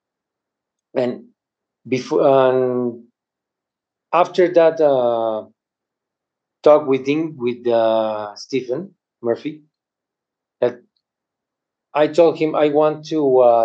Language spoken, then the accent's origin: English; Mexico; I'm from Mexico